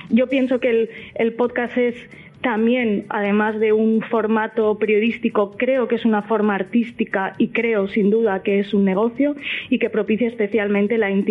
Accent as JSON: {"language": "Spanish", "region": "Valencian Community", "country": "Spain", "said": "igual que hay talibanes de la paella en, mi tierra."}